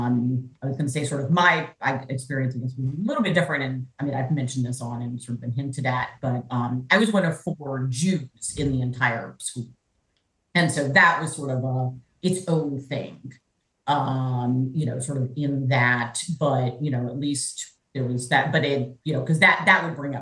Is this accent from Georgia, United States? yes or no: yes; Georgia, United States; also born or lived in Berkeley, California; I am actually originally from Georgia. I was born at Northside Hospital and grew up here. My family, though, my mom's family is all from Boston or outside of Boston, and my father's family is from outside of Allentown.